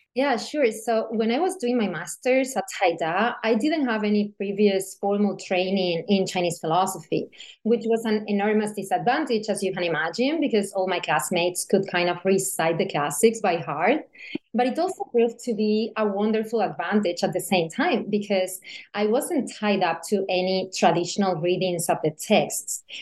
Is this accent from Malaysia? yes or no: no; Seville, Andalusia, Spain; born or raised there; moved away as an adult; also born or lived in Beijing, China